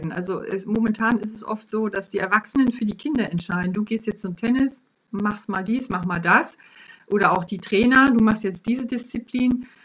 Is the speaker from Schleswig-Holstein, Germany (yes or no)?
yes; Kiel, Schleswig-Holstein, Germany; Ich komme aus Kiel, da war es möglich.